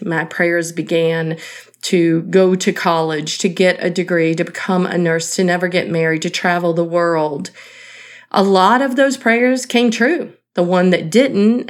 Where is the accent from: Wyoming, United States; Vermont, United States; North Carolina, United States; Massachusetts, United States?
North Carolina, United States; Eastern; Growing up in Eastern North Carolina